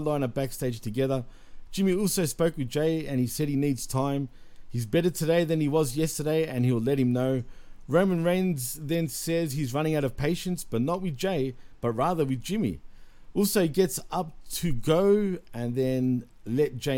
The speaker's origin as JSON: {"language": "English", "country": "Australia", "said": "I'm not as hardcore Australian when it comes to certain words"}